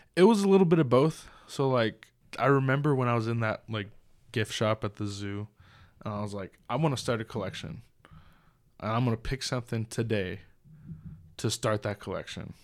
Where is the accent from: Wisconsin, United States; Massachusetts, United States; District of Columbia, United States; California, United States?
California, United States; Southern; moved away; I was from Southern California